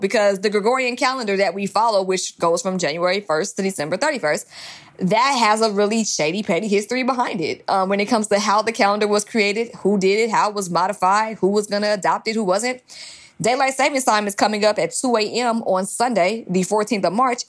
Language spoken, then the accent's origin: English; Georgia, United States; accent: African American Vernacular English; now in California, United States; I'm in California, so California does things differently than my home state of Georgia